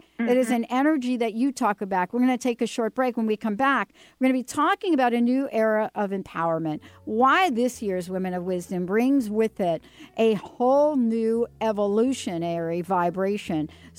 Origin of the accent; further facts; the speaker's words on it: New York, United States; I'm from New York.